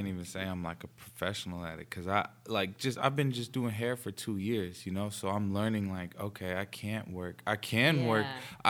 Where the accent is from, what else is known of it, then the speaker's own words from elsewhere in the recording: New York, United States; Born and raised in New York